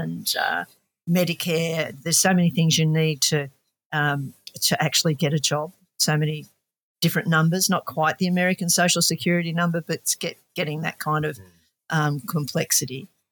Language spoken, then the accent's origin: English; Australia; We're from Australia